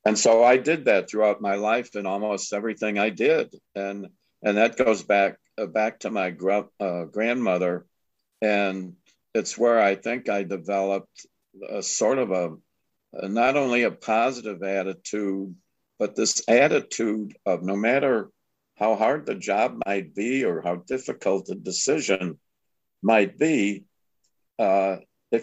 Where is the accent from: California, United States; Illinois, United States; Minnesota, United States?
Illinois, United States; Lombard; moved away as an adult; also born or lived in Chicago / Omaha / Miami / Long Beach; we moved from Chicago to this little town of Lombard, Illinois, 10,000 people, 20 miles west of Chicago. And we had this great idyllic childhood